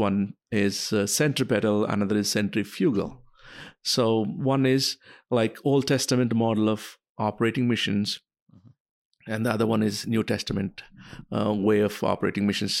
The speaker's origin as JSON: {"language": "English", "country": "India", "tie": "born or raised there", "also_born_or_lived": "United States", "moved": "as an adult", "said": "I was born and raised in India"}